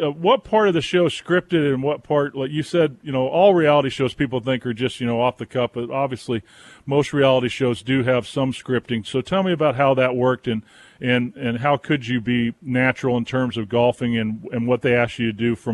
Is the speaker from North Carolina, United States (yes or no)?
yes; Wilmington, North Carolina, United States; Of course, it's not too far from us here in Boone, North Carolina, and I'm from Wilmington, which is not too far from there either.